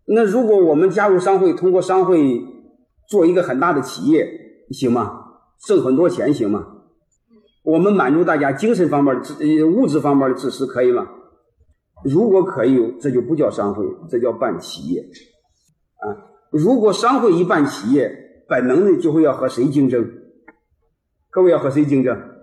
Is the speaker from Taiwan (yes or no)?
no; Henan, China; 因为我是河南人